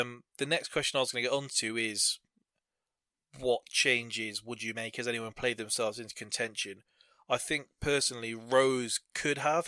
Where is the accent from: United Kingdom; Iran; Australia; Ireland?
United Kingdom; England; being English